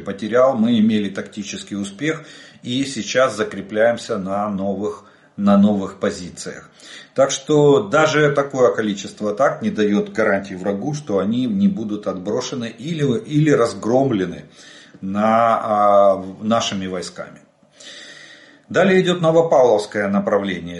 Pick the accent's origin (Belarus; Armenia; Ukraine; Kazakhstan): Ukraine; мы из Украины